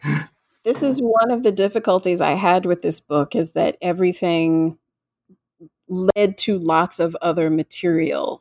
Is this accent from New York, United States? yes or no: no; Gulf Coast, Florida, United States; I grew up in Florida on the Gulf Coast